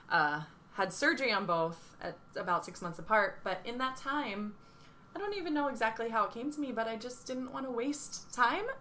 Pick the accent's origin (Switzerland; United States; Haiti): United States; Cape May, New Jersey; the dance studio where I grew up in Cape May